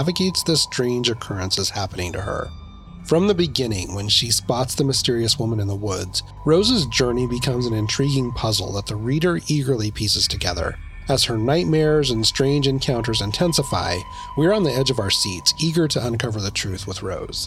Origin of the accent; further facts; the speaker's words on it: Idaho, United States; the small town in Idaho that I grew up